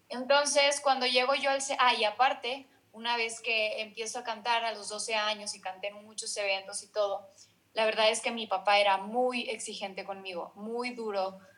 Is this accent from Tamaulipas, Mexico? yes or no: yes; Ciudad Victoria, Tamaulipas, Mexico; moved away as an adult; also born or lived in Mexico City; soy de Ciudad Victoria, Tamaulipas. Eh, a los 23 años me fui al CEA de Televisa